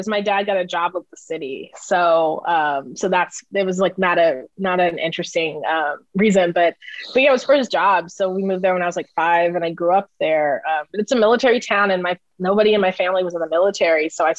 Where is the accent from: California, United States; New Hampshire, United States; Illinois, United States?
California, United States; Oceanside; moved away as an adult; also born or lived in Michigan / Bay Area, California; now in Brooklyn, United States; it's kind of weird that I grew up in this beach town. And, you know, like, this isn't a thing that everybody grew up, you know, having surf PE at their high school.